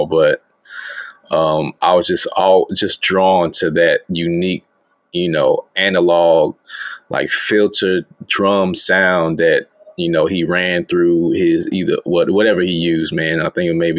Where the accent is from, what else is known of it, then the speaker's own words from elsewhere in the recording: Alabama, United States; moved away as an adult; now in Shanghai, China; Born and raised in Alabama. You know what I'm saying? Currently in China right now. Shanghai, China right now